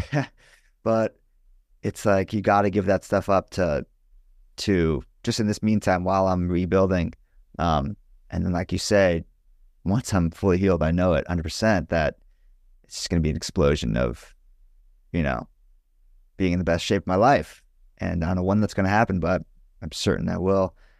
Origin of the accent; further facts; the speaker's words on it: Los Angeles, California, United States; I'm from Los Angeles